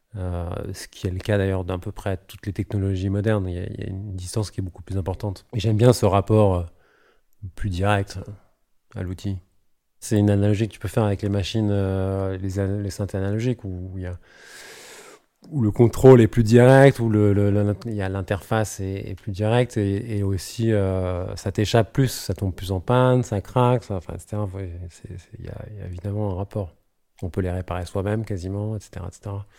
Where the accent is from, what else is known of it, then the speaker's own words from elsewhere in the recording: Paris, Île-de-France, France; je suis parisien